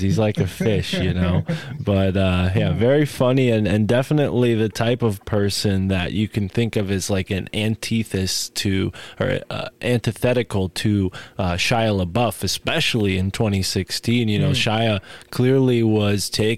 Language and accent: English; New England, United States; us New Englanders